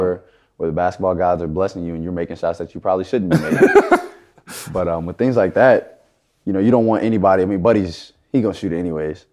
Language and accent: English; Houston, Texas, United States; moved away; I grew up in Houston